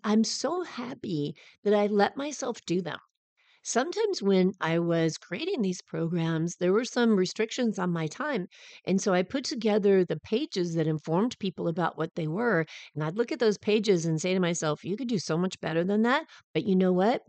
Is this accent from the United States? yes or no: yes; Southern California, United States; I'm from Southern California